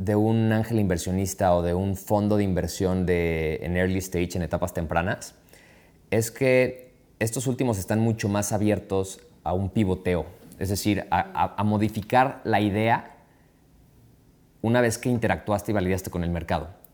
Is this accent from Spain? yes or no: no; Mexico